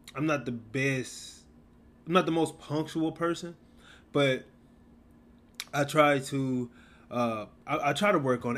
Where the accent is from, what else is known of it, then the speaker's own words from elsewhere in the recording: Mississippi, United States; I was raised a Southern Baptist in Mississippi